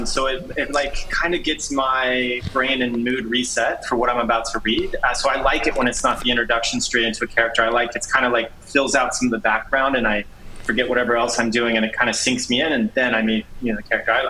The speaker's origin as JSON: {"language": "English", "region": "Texas", "country": "United States", "said": "I'm from Texas"}